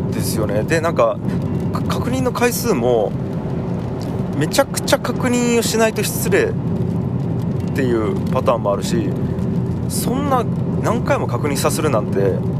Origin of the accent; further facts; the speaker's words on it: Tagawa, Fukuoka, Japan; もともと田川という町で生まれ育ちました